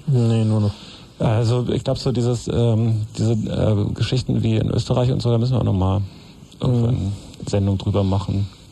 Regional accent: West Germany, Germany; bei uns im Westen

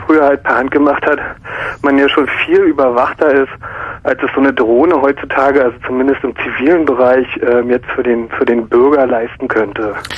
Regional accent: East Germany, Germany; ich bin aus dem Osten

